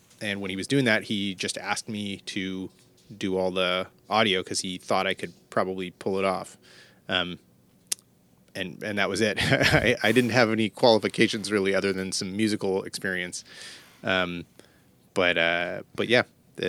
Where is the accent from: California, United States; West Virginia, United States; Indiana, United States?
California, United States; San Jose; also born or lived in New York; I'm in Northern California. I'm in the Bay Area. I grew up in San Jose.